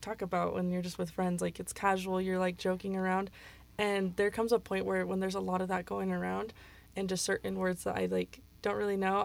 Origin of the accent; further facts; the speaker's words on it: Utah Valley, United States; first language English; I grew up here and I learned English as my native language